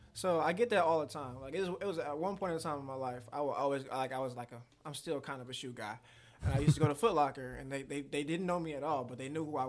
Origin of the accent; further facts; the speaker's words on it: Taylor, Michigan, United States; also born or lived in Detroit, Michigan; I was probably in Detroit for maybe not even 2 years before I moved out to like the Downriver area. We started off in Taylor, but like all my roots is still in Detroit.